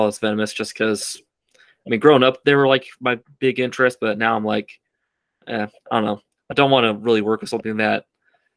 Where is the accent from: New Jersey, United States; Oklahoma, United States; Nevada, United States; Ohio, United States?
Ohio, United States; growing up in Ohio in the Midwest